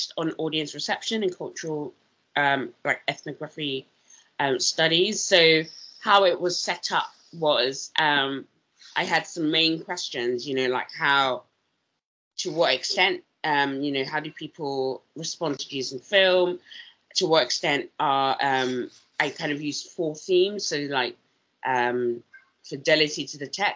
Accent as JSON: {"language": "English", "country": "South Africa", "tie": "born or raised there", "also_born_or_lived": "London / Leeds / Exeter", "moved": "yes", "lives_now": "United Kingdom", "said": "I grew up in South Africa."}